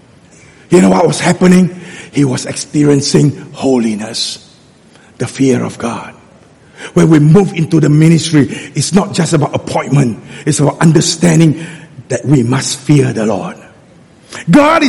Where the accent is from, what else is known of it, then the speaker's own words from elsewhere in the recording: Singapore; being a Singaporean, I don't even use the word walao. I speak Hokkien